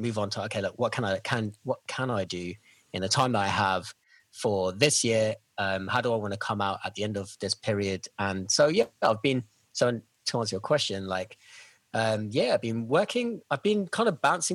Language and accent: English; London, United Kingdom; now in Vancouver, Canada; I'm from London, England originally. I'm in Vancouver